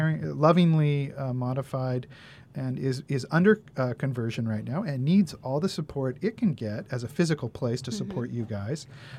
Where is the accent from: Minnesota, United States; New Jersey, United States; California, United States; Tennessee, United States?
California, United States; Santa Barbara; And or when we say to people, oh, we're from Santa Barbara, very often Solstice comes up